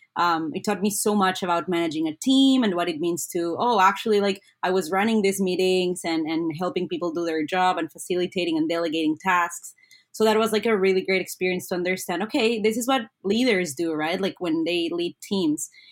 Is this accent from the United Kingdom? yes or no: no; Colombia; now in Ottawa, Canada; I'm originally from Colombia